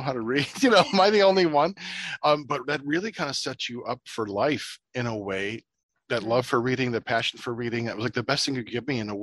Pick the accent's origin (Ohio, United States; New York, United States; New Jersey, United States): Ohio, United States; I'm from Ohio